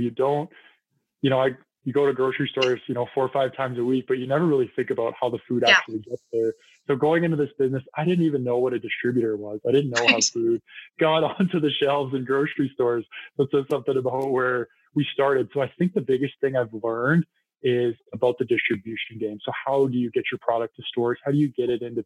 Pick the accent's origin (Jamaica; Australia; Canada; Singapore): Canada; Penticton, British Columbia; moved away; I actually went to high school in Penticton too